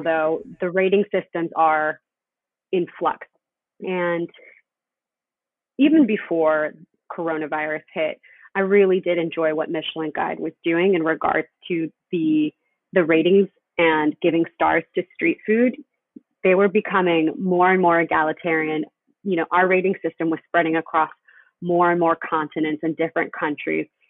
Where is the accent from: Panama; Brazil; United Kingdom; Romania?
Panama; Panama City; now in United States; I'm originally from Panama City, Panama. I'm an immigrant.